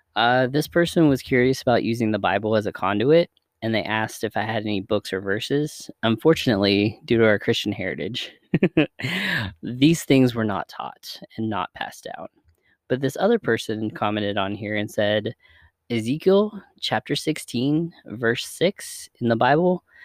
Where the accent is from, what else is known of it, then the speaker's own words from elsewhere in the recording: the South, United States; We grew up in the South